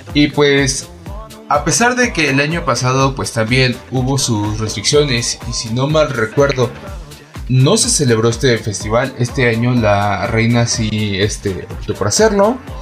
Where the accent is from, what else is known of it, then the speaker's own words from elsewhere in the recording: Mexico City, Mexico; Seguimos siendo todos chilangos